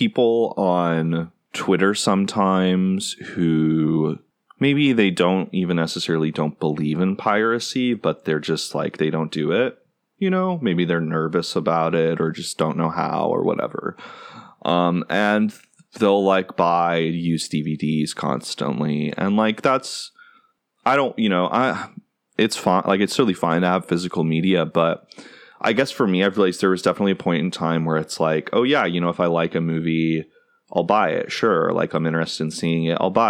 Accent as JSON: {"language": "English", "country": "United States", "tie": "born or raised there", "also_born_or_lived": "Texas / Tennessee", "said": "growing up in Texas and Tennessee"}